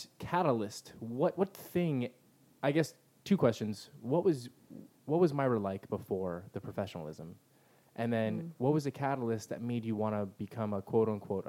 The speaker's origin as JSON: {"language": "English", "town": "El Cajon", "region": "California", "country": "United States", "tie": "born or raised there", "said": "I grew up in El Cajon in like a blue collar family"}